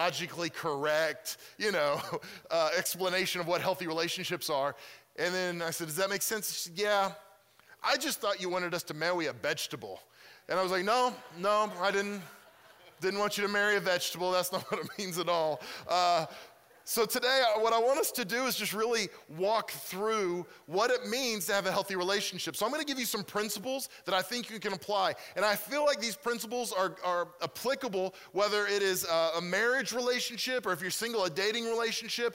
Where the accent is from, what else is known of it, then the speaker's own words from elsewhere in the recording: Mustang, Oklahoma, United States; moved away as an adult; now in Pennsylvania, United States; I'm originally from Mustang. I grew up there, and so I'm from this area.